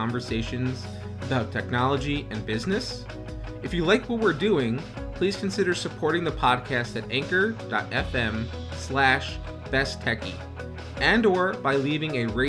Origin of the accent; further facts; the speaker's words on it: New York, United States; I was born in New York, born and raised